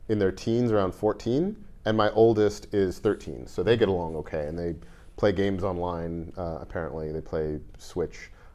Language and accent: English; New York, United States; also born or lived in Saskatchewan, Canada / Teaneck, New Jersey / Long Island / Brooklyn; We left there when I was one, and I grew up mostly in New York. All around the tri-state area. We were in Jersey for a bit, in Teaneck, we were on Long Island for a while, we were in Brooklyn for a while